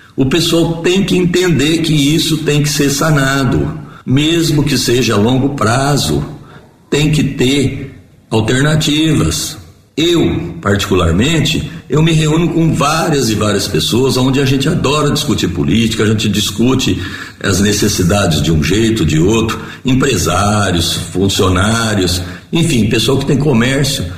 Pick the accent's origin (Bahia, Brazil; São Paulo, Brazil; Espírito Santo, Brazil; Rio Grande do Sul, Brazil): São Paulo, Brazil; Ipuã; moved away as an adult; now in Jaboticabal, Brazil; eu sou natural de Ipuã, tenho 61 anos e resido em Jabuticabal desde 1978, portanto 43 anos